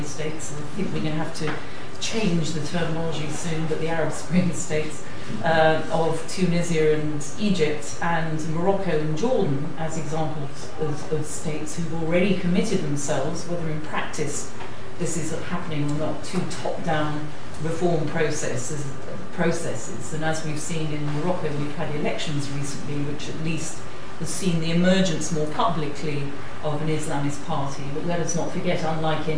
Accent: United Kingdom; myself as a Mediterranean Brit

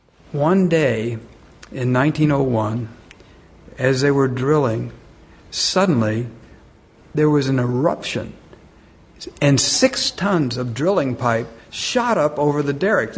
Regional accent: Texas, United States; And I'm a city boy. I'm no cowboy. But they found out that I was from Texas.

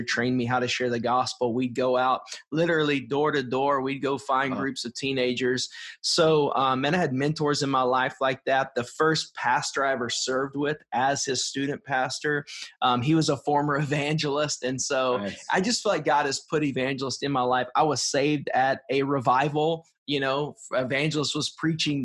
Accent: East Texas, United States; I grew up in East Texas, so it was very much cultural Christianity

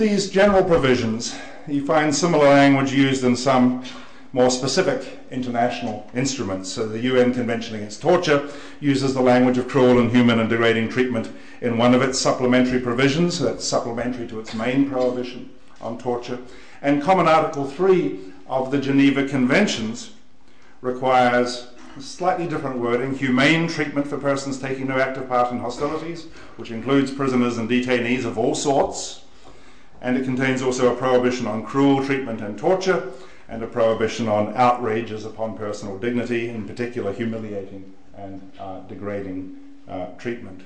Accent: New Zealand; I'm a New Zealander

